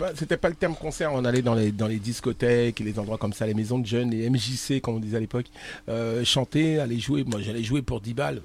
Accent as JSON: {"language": "French", "town": "Argenteuil", "region": "Île-de-France", "country": "France", "tie": "born or raised there", "said": "la banlieue parisienne, euh, Argenteuil. 95. Euh, on habitait là-bas"}